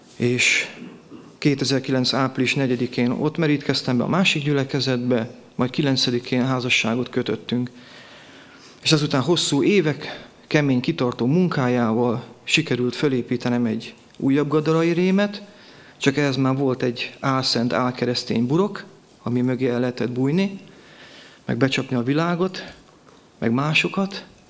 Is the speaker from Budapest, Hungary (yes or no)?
no; Gyula, Békés, Hungary; Itt születtem Gyulán